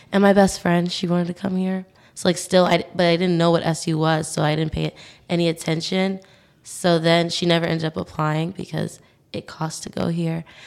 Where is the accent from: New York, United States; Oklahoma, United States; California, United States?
New York, United States; New York City; moved away as an adult; now in Syracuse, United States; So I'm from New York City. I'm from Staten Island.